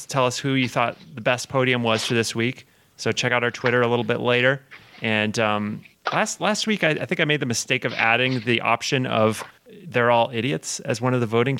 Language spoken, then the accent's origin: English; United States; as an American